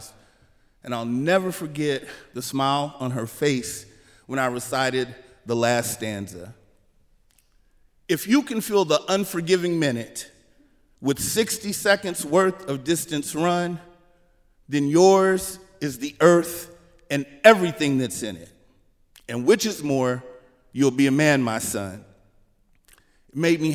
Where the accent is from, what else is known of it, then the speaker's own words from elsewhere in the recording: Kansas City, Missouri, United States; moved away as an adult; also born or lived in Washington, D.C.; Growing up in Kansas City in the 1980s, there wasn't a creative community that I felt connected